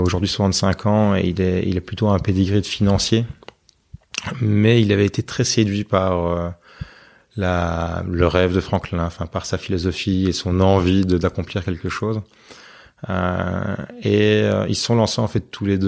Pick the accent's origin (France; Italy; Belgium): Belgium; Binche, Wallonia; on est euh, de Binge